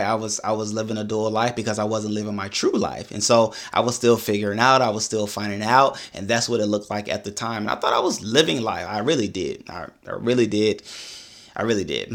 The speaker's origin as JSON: {"language": "English", "town": "Augusta", "region": "Georgia", "country": "United States", "tie": "born or raised there", "said": "I was born in Augusta, Georgia"}